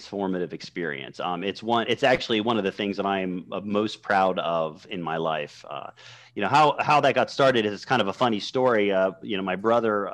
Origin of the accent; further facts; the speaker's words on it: Western Pennsylvania, United States; moved away as an adult; also born or lived in Morgantown, West Virginia / Wilkes-Barre, Pennsylvania; now in Baltimore, United States; I grew up in Western Pennsylvania in a very rural area, about 30 minutes south of Pittsburgh